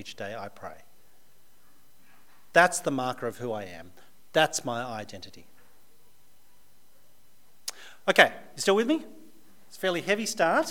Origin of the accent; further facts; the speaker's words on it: Australia; But I'm also very Australian. I was born in Australia. I've lived all my life in Australia